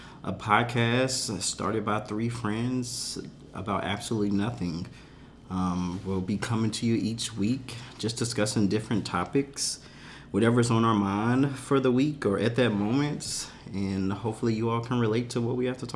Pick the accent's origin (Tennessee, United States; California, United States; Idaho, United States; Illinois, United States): Tennessee, United States; now in Dallas, United States; I'm from Tennessee